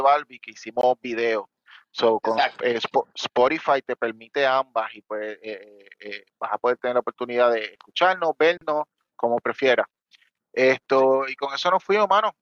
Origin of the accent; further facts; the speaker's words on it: Puerto Rico; como tú y yo somos de Puerto Rico